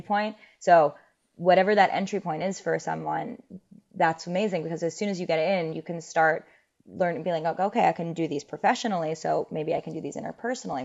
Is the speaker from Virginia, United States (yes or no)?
no; New York City, New York, United States; growing up in New York City